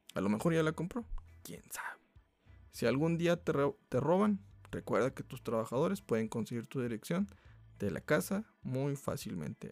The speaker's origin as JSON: {"language": "Spanish", "country": "Mexico", "said": "como buen mexicano"}